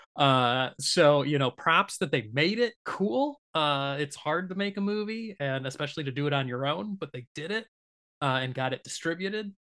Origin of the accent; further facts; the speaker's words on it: Michigan, United States; growing up in Michigan